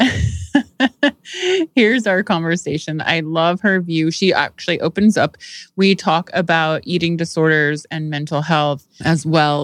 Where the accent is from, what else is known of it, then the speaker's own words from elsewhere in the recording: Indiana, United States; I'm from Indiana